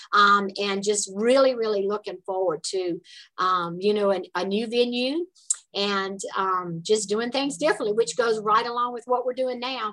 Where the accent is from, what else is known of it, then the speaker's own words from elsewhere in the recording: South Carolina, United States; accent: southern; I'm from South Carolina